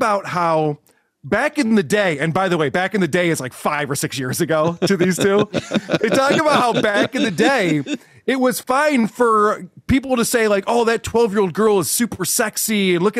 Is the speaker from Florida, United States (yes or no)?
yes; Florida, United States; No, I grew up in Florida.